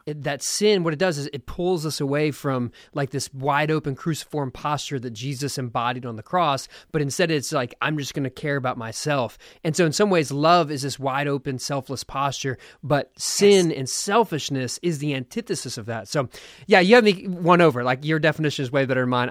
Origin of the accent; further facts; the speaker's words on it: Philadelphia, Pennsylvania, United States; now in Austin, United States; I was born in Philadelphia